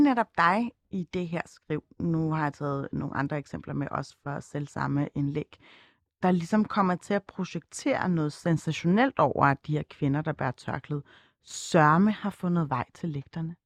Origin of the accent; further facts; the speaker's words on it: Copenhagen, Capital Region of Denmark, Denmark; hvor jeg kommer fra, og når det ikke er nok, at man svarer Østerbro